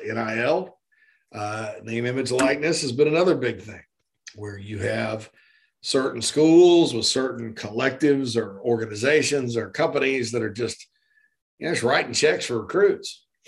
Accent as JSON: {"language": "English", "town": "Spartanburg", "region": "South Carolina", "country": "United States", "tie": "born or raised there", "said": "Spartanburg, my hometown"}